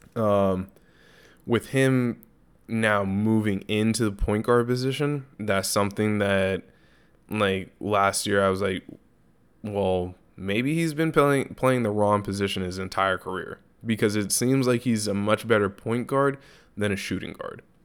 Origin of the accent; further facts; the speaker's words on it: Los Angeles, California, United States; my hometown